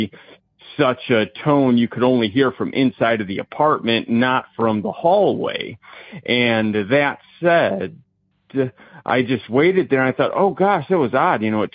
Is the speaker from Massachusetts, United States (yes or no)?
no; Indiana, United States; I'm from Indiana